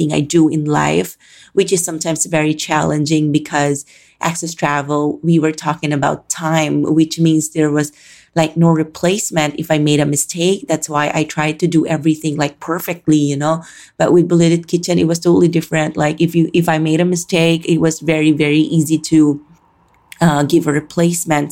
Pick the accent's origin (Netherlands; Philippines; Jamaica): Philippines; Calabarzon; moved away as an adult; now in Manila, Philippines; I was born and raised in the Philippines